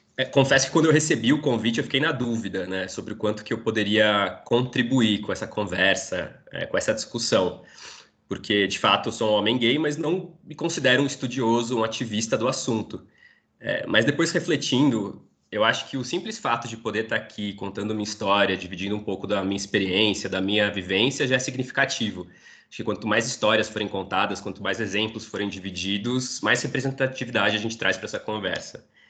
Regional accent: São Paulo, Brazil; sou aqui de São Paulo, nascido e criado numa família judaica, estudei toda a minha infância, inclusive adolescência, no colégio judaico aqui de São

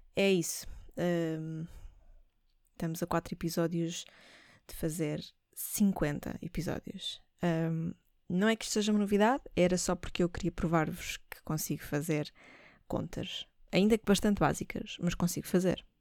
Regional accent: Portugal; nós uh, somos portugueses

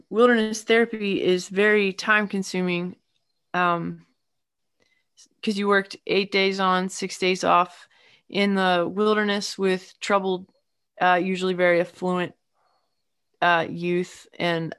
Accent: north of Baltimore, Maryland, United States; also born or lived in Massachusetts; now in Asheville, United States; I am originally from the hilly part of Maryland, kind of north of Baltimore, near the Pennsylvania line

